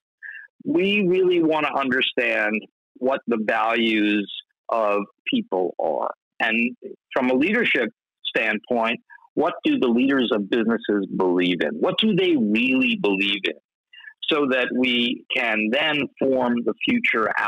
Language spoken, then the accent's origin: English; New York City, New York, United States; I grew up on the Lower East Side of Manhattan in the 60s